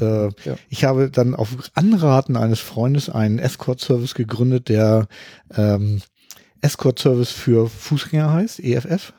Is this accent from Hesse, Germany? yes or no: no; Hamburg, Germany; ich komme aus Hamburg